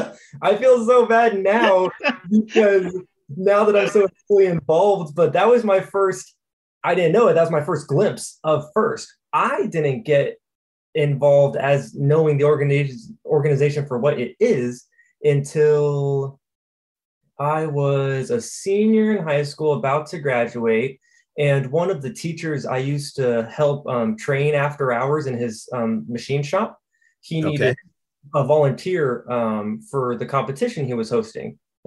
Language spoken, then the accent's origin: English; Sacramento, California, United States; moved away as an adult; now in Michigan, United States; Born and raised in California. I'm 24 now. I was born and raised for 20 years in California, or 21 before I moved. And I was Sacramento area when I was in California.